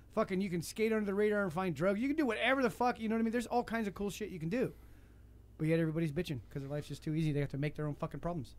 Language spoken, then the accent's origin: English; United States; I'm American.